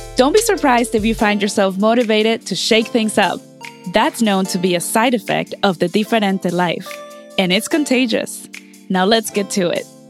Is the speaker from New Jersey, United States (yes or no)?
no; Groveport, Ohio, United States; Groveport, Madison, which is where I went.